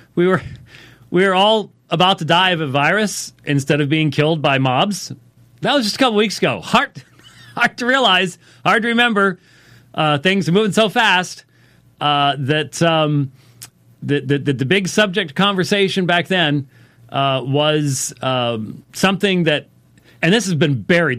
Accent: United States; us as American Christians is we have grown up and become accustomed to the blessings of freedom and liberty.

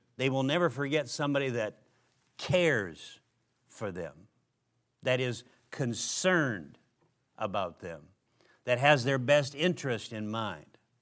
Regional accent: Minnesota, United States; where I grew up in Minnesota

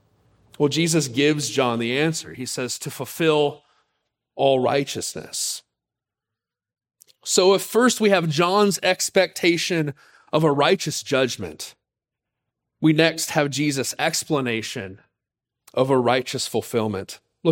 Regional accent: Pensacola, Florida, United States; For those who have heard our story, you know that I grew up in Pensacola, Florida. Spent my high school years there.

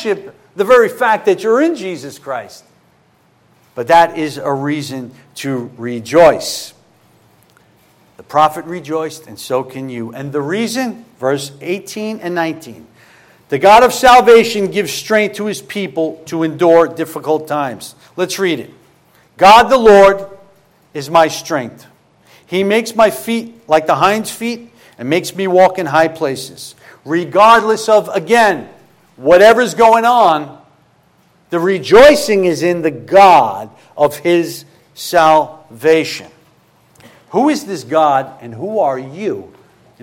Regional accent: New York City, New York, United States; moved away; I'm originally from Brooklyn

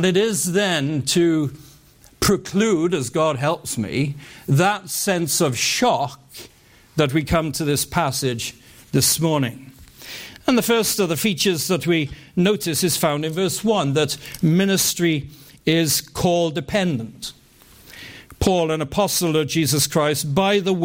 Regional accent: United Kingdom; growing up in the United Kingdom

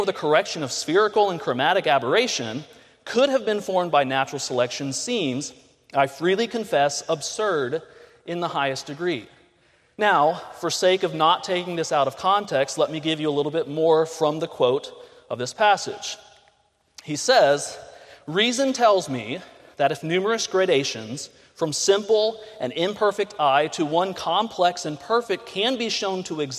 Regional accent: Pensacola, Florida, United States; moved away; I was born and raised in Pensacola, Florida. Both my parents came here to college. They met, got married, stayed on as staff and faculty. So I was born here.

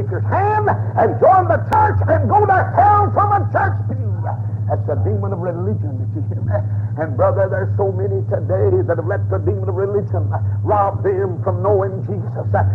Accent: Atlanta, Georgia, United States; I'm from Atlanta

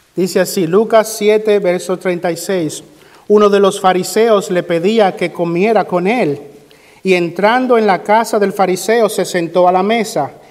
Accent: Dominican Republic; moved away; en mi país, República Dominicana

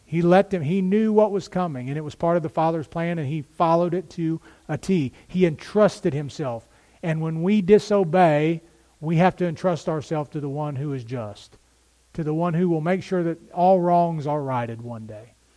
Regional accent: United States; We as American Christians

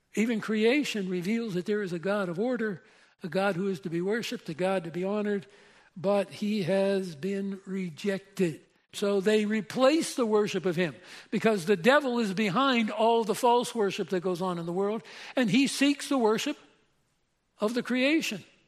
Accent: Pennsylvania, United States; I'm from Pennsylvania

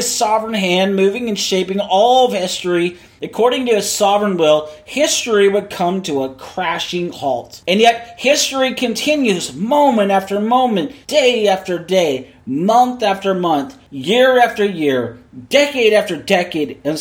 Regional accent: Seattle, Washington, United States; I was born in Seattle. I was raised in Seattle

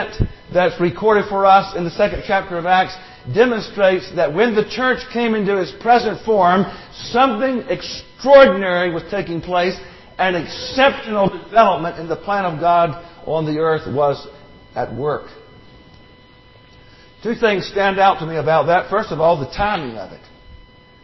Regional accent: Macon, Georgia, United States; moved away as an adult; now in Statesboro, United States; I'm from Macon.

